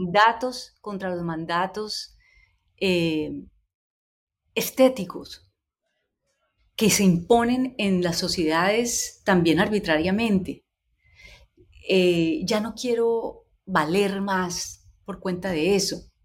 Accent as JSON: {"language": "Spanish", "town": "Cali", "region": "Valle del Cauca", "country": "Colombia", "tie": "born or raised there", "said": "identidad como caleña, como mujer"}